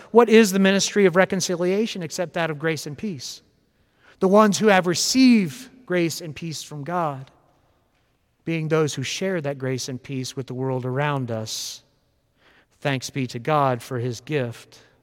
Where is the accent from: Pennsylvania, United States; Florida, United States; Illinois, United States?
Florida, United States; West Palm Beach; I grew up in West Palm Beach, Florida, in a deeply Presbyterian family and church.